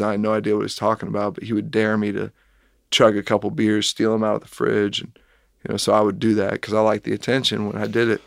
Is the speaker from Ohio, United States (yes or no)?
yes; Kettering, Ohio, United States; moved away as an adult; also born or lived in Lexington, Kentucky / Richmond, Kentucky; I grew up in Kettering, Ohio, which is a suburb south of Dayton